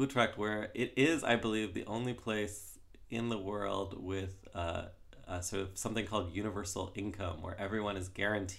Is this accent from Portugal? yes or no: no; Canada; also born or lived in Toronto / United States; I'm from Canada